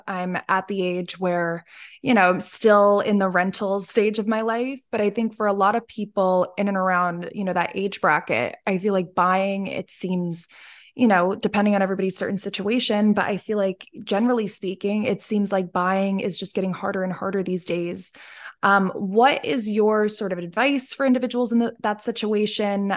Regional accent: Dallas, Pennsylvania, United States; I'm from Dallas, Pennsylvania

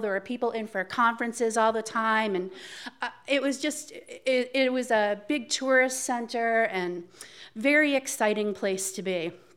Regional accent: Cape Cod, Massachusetts, United States; moved away as an adult; also born or lived in Atlanta; I grew up on Cape Cod

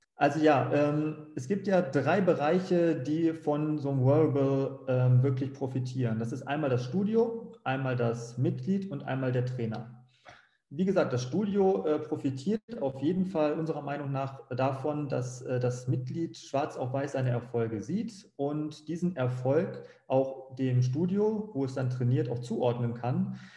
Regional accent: Bückeburg, Lower Saxony, Germany; moved away as an adult; now in Frankfurt am Main, Germany; in meinem Heimatort Bückeburg, ganz kleiner Ort

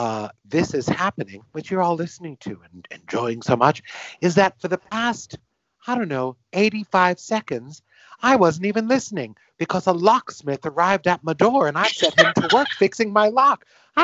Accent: United States; in America we say squirrel

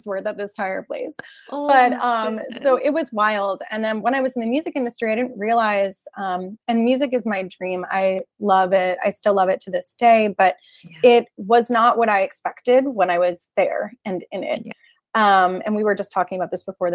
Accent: New Jersey, United States; I'm originally from New Jersey.

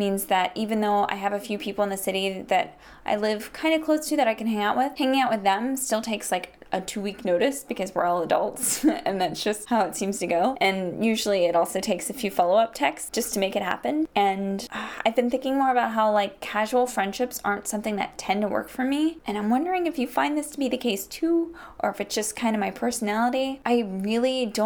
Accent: Charleston, West Virginia, United States; moved away; visit my dad in my hometown of Charleston, West Virginia

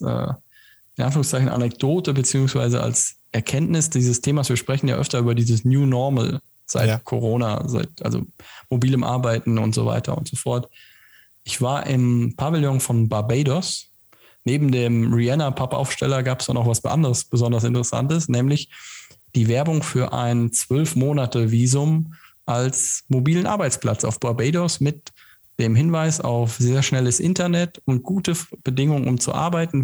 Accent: Germany; bei uns in Deutschland

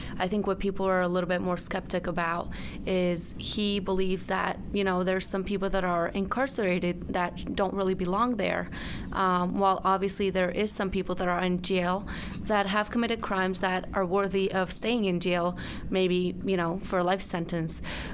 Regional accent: Medellin, Antioquia, Colombia; now in Chicago, United States; I'm from Medellin, Colombia

